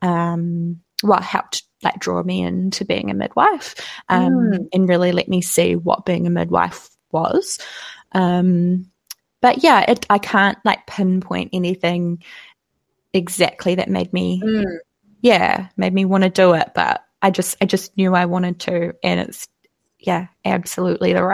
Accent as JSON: {"language": "English", "town": "Tauranga", "region": "Bay of Plenty", "country": "New Zealand", "moved": "yes", "said": "I am originally from Tauranga"}